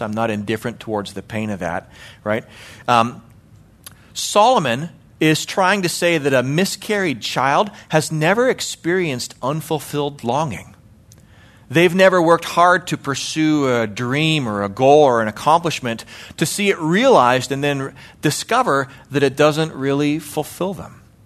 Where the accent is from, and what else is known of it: Calgary, Alberta, Canada; born or raised there; moved away as an adult; now in United States